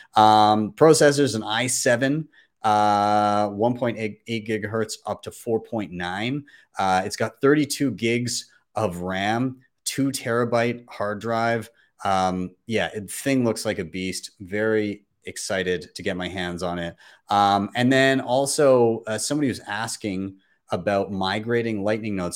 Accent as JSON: {"language": "English", "town": "Calgary", "region": "Alberta", "country": "Canada", "tie": "born or raised there", "said": "my hometown of Calgary"}